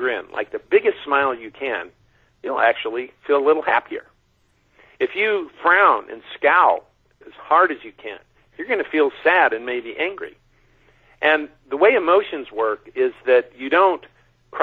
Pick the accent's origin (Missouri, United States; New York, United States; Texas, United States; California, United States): California, United States; China Lake; I grew up out in China Lake, 3 hours north of here in the Mojave Desert